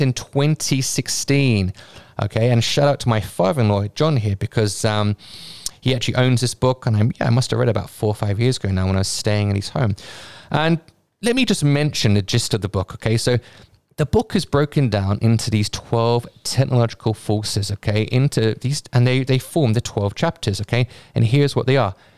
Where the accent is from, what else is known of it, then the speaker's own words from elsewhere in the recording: United Kingdom; I'm a Brit